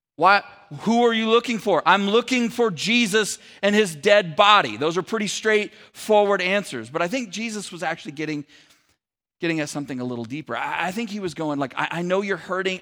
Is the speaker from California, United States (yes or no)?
yes; Sacramento, California, United States; moved away as an adult; also born or lived in San Francisco Bay Area; my wife and I moved from the San Francisco Bay Area to the Sacramento area back, uh, where we were from